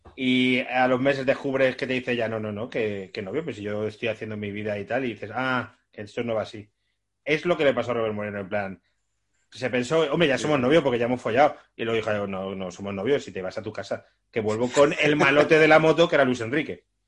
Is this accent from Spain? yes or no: yes; Biscay, Basque Country, Spain; no soy del mismo sitio, pero soy vizcaínos ambos